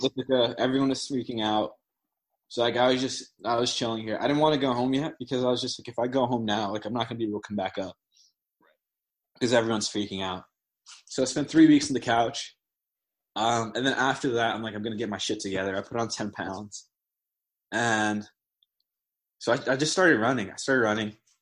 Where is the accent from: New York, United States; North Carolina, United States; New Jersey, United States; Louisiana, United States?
New Jersey, United States; moved away as an adult; now in Ithaca, United States; I'm from Jersey, and like in Jersey, like I mean, like I used to like always like run around like outside when I was a kid